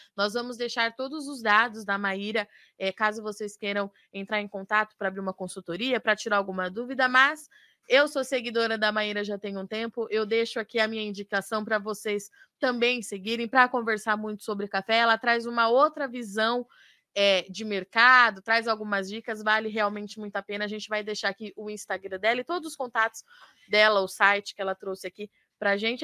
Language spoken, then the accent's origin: Portuguese; Jundiaí, São Paulo, Brazil; now in Campinas, Brazil; Eu nasci, sou nascida em São Paulo, em Jundiaí